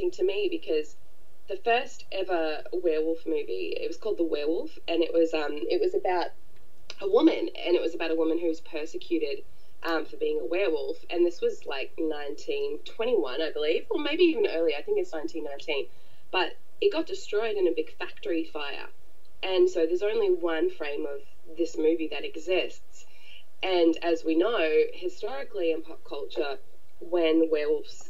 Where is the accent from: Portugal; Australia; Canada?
Australia; born or raised there; also born or lived in New Zealand